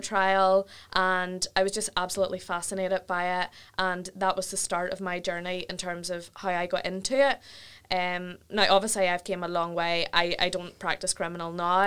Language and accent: English; Ballymena, Northern Ireland, United Kingdom; I'm from Ballymena direction